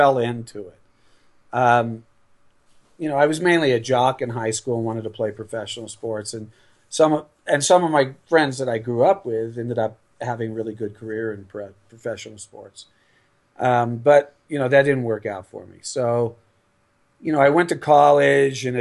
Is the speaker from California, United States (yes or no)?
yes; Los Angeles, California, United States; moved away; also born or lived in New York; I grew up in L.A.